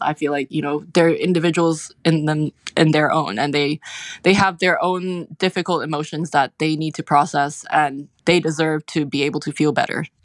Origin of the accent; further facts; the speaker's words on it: Hong Kong; moved away as an adult; also born or lived in United Kingdom; now in United States; I grew up in Hong Kong